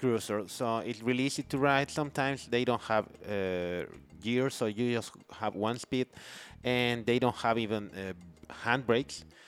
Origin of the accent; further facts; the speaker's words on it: Mexico City, Mexico; now in Playa del Carmen, Mexico; I grew up in Mexico City